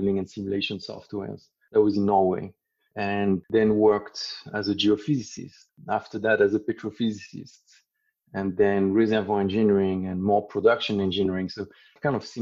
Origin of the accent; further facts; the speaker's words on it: South of France near Spain, Occitania, France; moved away as an adult; also born or lived in Paris, France / Birmingham, United Kingdom / Austin, Texas, United States; I grew up in Europe. So I grew up in the South France near Spain.